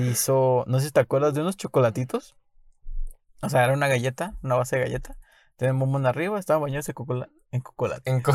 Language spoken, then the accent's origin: Spanish; Guadalajara, Jalisco, Mexico; yo de chiquito sí salía aquí en el coto